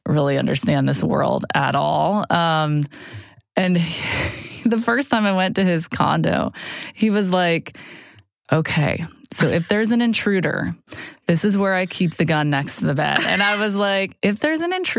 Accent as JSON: {"language": "English", "town": "Atlanta", "region": "Georgia", "country": "United States", "tie": "born or raised there", "also_born_or_lived": "Boston, Massachusetts", "said": "I was born in Boston, but grew up in Atlanta"}